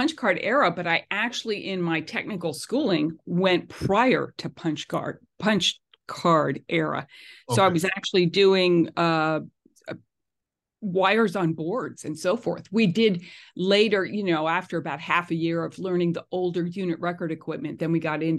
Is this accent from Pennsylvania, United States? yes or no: yes; Pennsylvania, United States; born there; also born or lived in St. Louis / New York City; I was born in the East Coast. I was born in Eastern Pennsylvania.